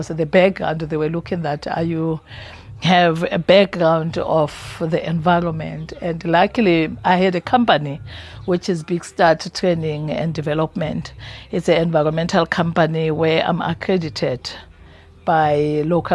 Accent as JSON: {"language": "English", "region": "Free State", "country": "South Africa", "said": "I'm coming from Free State. I would see the mountains is full of beautiful flowers"}